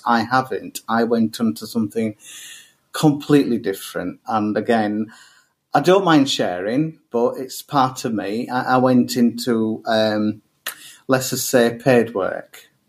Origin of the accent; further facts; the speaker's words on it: Pakistan; So, yeah, I am gay. I am Pakistani. I'm Muslim.